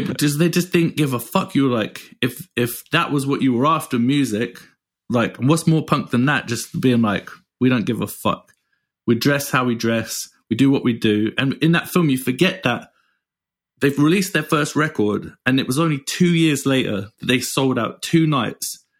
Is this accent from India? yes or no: no; England, United Kingdom; moved away; being English